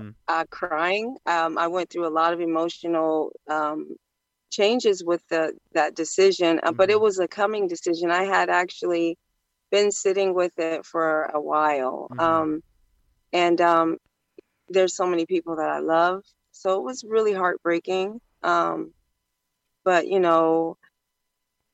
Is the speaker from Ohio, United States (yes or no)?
yes; Ohio, United States; I'm from the Midwest, Ohio